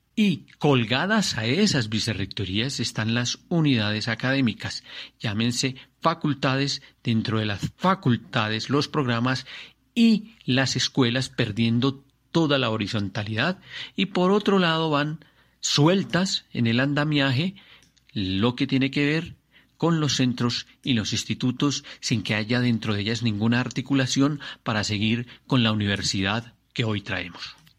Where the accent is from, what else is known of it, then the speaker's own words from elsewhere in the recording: Colombia; soy un colombiano, un colombiano que quiere la libertad